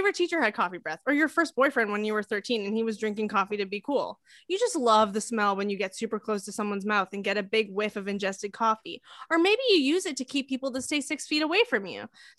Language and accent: English; Portland, Maine, United States; I went to college at the University of Southern Maine, which is a public school in Maine, because I'm from Portland, Maine.